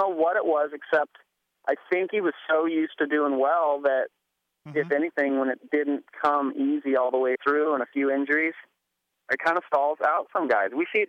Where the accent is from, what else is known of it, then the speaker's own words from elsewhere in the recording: Kent, Washington, United States; In Kent, Washington.